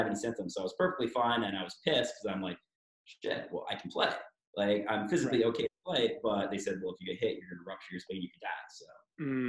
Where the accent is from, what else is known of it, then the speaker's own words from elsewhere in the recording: Toronto, Ontario, Canada; I'm from Toronto, born and bred.